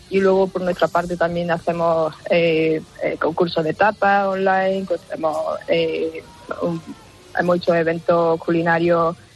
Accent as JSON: {"language": "Spanish", "town": "Baños de la Encina", "region": "Andalusia", "country": "Spain", "moved": "yes", "lives_now": "Australia", "said": "Yo soy de Baños de la Encina. Eh, está en la comarca norte de Jaén."}